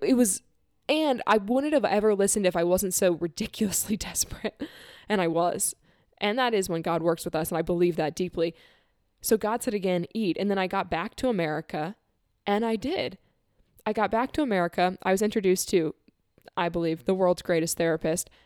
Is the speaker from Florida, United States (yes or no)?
yes; Florida, United States; I'm leaving my home state where I was born. I'm leaving most of my family, who's here in Florida